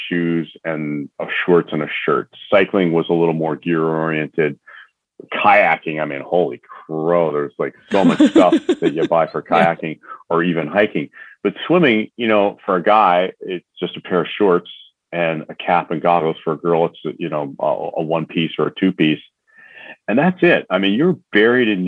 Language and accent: English; Northeastern Pennsylvania, United States; So I'm from the Northeast. So we all, you know, part of the country, you know, Northeastern Pennsylvania